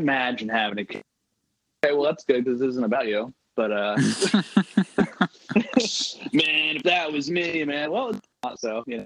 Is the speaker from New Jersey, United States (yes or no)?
yes; New Jersey, United States; growing up in Jersey